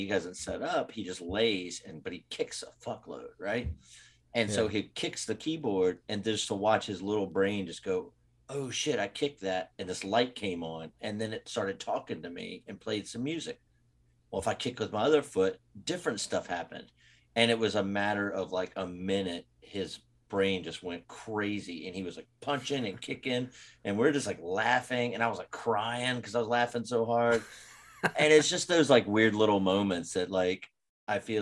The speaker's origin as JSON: {"language": "English", "town": "Roanoke", "region": "Virginia", "country": "United States", "tie": "born or raised there", "moved": "as an adult", "lives_now": "Gainesville, United States", "said": "Growing up in Roanoke, Virginia, where I was from"}